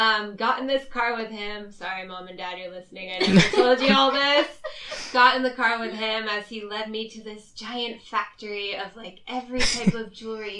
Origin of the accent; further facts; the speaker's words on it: Orlando, Florida, United States; moved away as an adult; now in Shanghai, China; I'm 25 years old. I'm from Orlando, Florida in the United States. I first came to China in 2013 where I did a study abroad program.